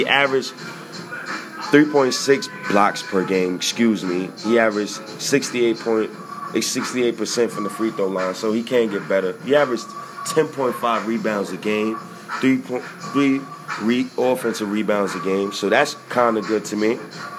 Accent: Ghana; I'm Ghanaian, by the way. So shout-outs to you, brother. Madasa. That was Ghanaian.

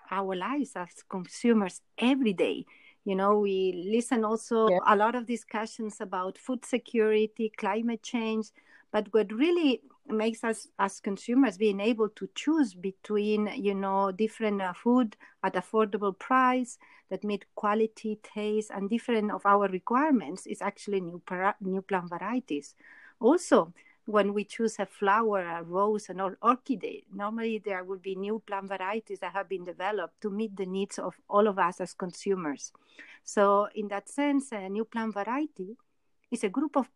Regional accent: Barcelona, Catalonia, Spain; moved away as an adult; also born or lived in Montreal, Canada; now in Geneva, Switzerland; I was born in Barcelona, did my um, master's degree in the University of Montreal.

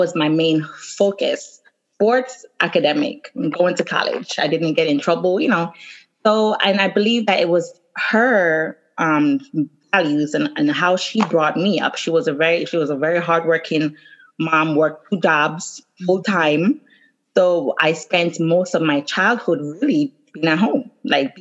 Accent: Jamaica; I'm Jamaican

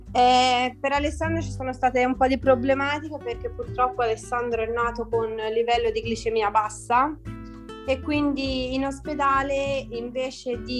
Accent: Tuscany, Italy; eh, vengo dalla Toscana ho 28 anni e 4 figli.

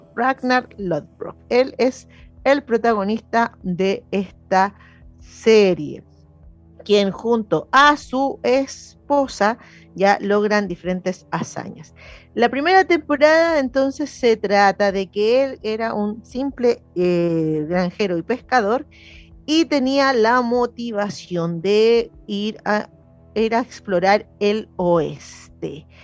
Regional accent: Chile; como somos los chilenos

